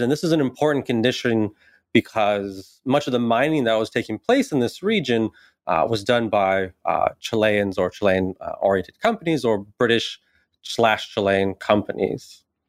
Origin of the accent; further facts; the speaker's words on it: San Bernardino, California, United States; also born or lived in Davis, California; I grew up in a kind of very working class, uh, Mexican, Mexican-American community in San Bernardino